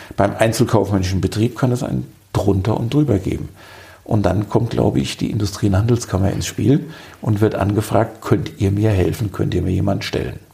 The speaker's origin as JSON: {"language": "German", "town": "Darmstadt", "region": "Hesse", "country": "Germany", "moved": "as an adult", "lives_now": "Marburg, Germany", "said": "Ich stamme aus Südhessen, komme aus Darmstadt und kam zum Studium vor vielen, vielen Jahren nach Marburg"}